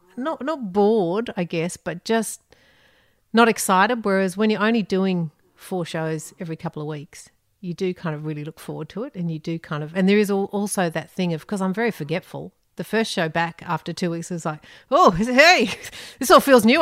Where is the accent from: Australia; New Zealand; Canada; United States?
Australia; Sydney, New South Wales; moved away as an adult; also born or lived in United Kingdom; in Sydney. in northern beaches in Sydney